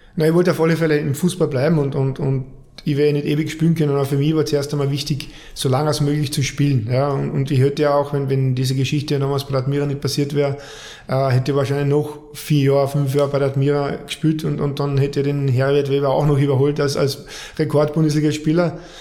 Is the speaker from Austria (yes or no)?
yes; Carinthia, Austria; moved away; angefangen hat alles in, in Kärnten wie mit meinen anderen fünf Brüdern auch